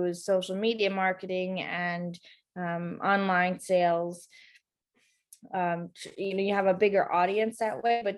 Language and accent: English; Dighton, Massachusetts, United States; I grew up in Dighton, Mass.